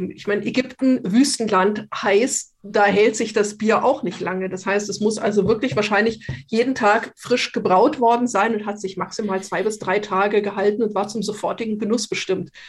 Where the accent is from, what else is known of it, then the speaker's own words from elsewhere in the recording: Munich, Bavaria, Germany; was uns ein wenig, ähm, würde ich sagen, geschockt hat als Münchner